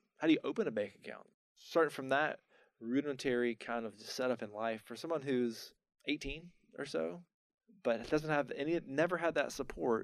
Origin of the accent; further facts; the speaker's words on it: North Carolina, United States; moved away as an adult; also born or lived in Atlanta / Tampa; I didn't know I wanted to come back to North Carolina.